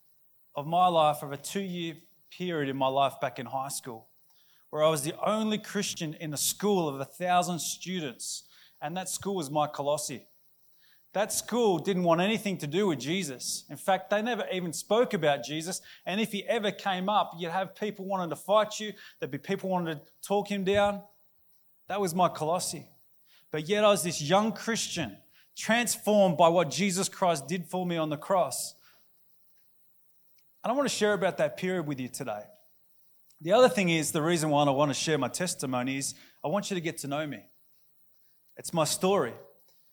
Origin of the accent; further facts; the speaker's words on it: Canberra, Australian Capital Territory, Australia; moved away; I used to live here in Canberra. In fact, I was born in Canberra Hospital, and I grew up and I went to Gowrie Primary School down in Tuggeranong.